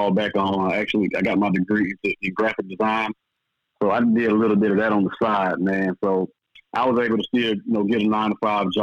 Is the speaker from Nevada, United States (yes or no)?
no; Jackson, Mississippi, United States; moved away as an adult; also born or lived in New Orleans, Louisiana / Europe; I'm from Jackson, Mississippi